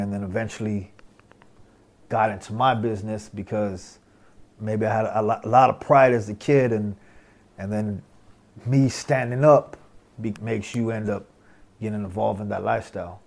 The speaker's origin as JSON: {"language": "English", "region": "Southern California", "country": "United States", "tie": "born or raised there", "said": "we we grew up in Southern California"}